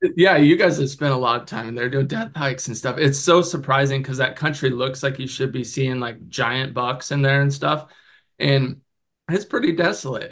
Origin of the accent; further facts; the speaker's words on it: Oregon, United States; moved away; also born or lived in Colorado; I'm from Oregon